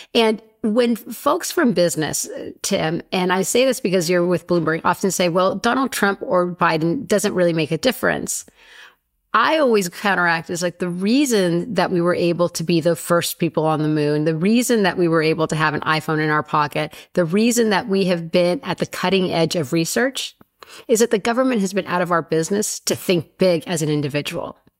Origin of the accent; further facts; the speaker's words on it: Sonoma, California, United States; we grew up in Sonoma